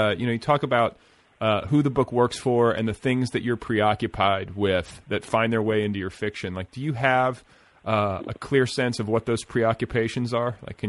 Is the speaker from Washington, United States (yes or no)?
no; Indianapolis, Indiana, United States; moved away; So I grew up part of my childhood in Indianapolis